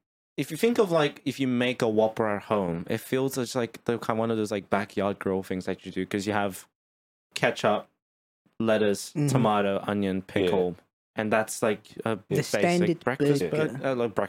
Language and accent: English; Australia